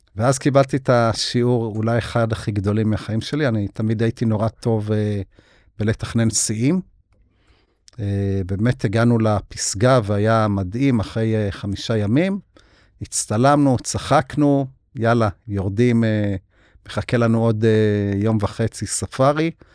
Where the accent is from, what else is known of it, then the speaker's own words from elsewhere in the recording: Beit Zera, Northern District, Israel; אני נולדתי בקיבוץ בית זרע